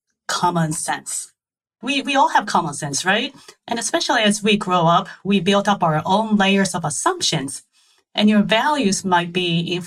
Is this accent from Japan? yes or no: yes; Japan; English is a second language; moved away as an adult; also born or lived in St. Louis / New York; now in United States; I was born and raised in Japan, and I came to the U.S. kind of accidentally.